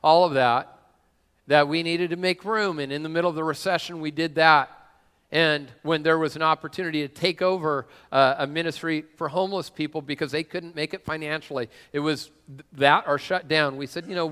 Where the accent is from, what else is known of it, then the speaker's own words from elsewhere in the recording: Washington, United States; also born or lived in San Diego; I'm from this area, which, well, I don't know if you can call Tacoma this area. No, but I am from this area